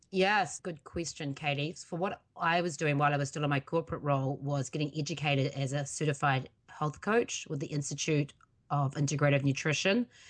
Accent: New Zealand; now in United States; that's originally where I'm from, even though I am also an American citizen.

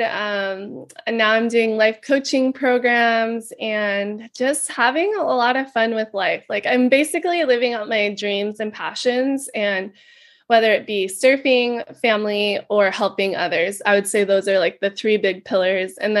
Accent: Kauai, Hawaii, United States; I was born and raised here in Kauai, Hawaii

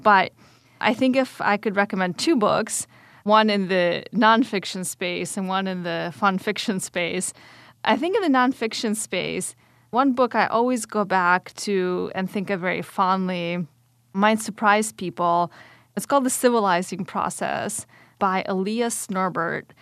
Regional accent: Atlanta, Georgia, United States; also born or lived in Kyiv, Ukraine; my family immigrated in nineteen ninety-one, but before the fall of the Soviet Union, to Atlanta, Georgia. So I went straight from the Soviet state to the South in the United States and grew up the rest of my childhood there.

